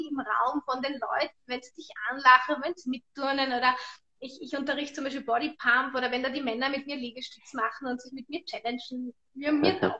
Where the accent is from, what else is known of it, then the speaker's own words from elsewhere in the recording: Tyrol, Austria; weil ich als Österreicherin mit verschiedenen russischen Frauen und die Russen können so tanzen, wie wir Österreicher oder wir Tiroler Skifahren können